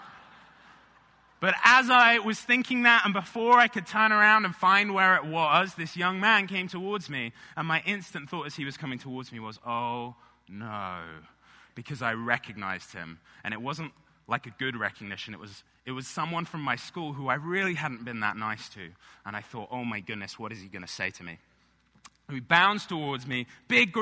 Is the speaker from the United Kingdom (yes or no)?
yes; England, United Kingdom; now in United States; I grew up in England